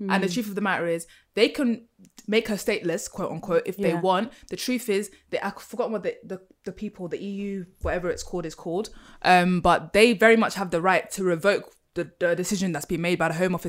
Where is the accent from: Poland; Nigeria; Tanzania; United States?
Nigeria; If, like, I'm Nigerian, if I ran back to Nigeria to join Boko Haram, I don't think I could just buy a ticket and come back.